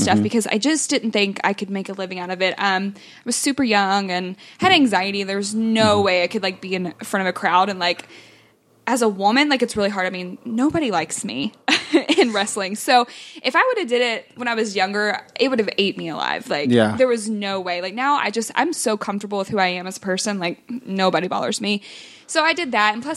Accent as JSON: {"language": "English", "town": "Louisville", "region": "Kentucky", "country": "United States", "tie": "born or raised there", "said": "I'm from Louisville"}